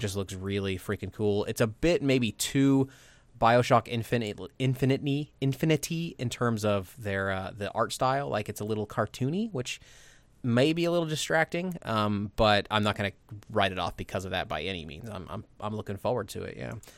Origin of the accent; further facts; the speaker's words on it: Midwest, United States; growing up in the Midwest